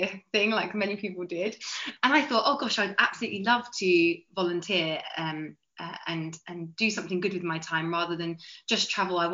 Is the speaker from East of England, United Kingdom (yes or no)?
yes; Clacton-on-Sea, East of England, United Kingdom; also born or lived in Greece / Serbia / Bosnia and Herzegovina / Samos; I'm from Clacton-on-Sea in Essex. So I live like a 2-minute walk from the sea